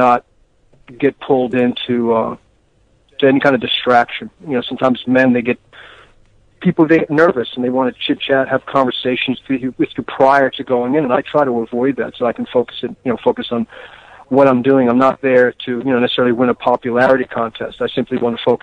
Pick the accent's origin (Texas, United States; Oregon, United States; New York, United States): New York, United States; New York City; moved away as an adult; also born or lived in West Coast; I'm originally from the East Coast, mm-hmm. you know, and of New York City.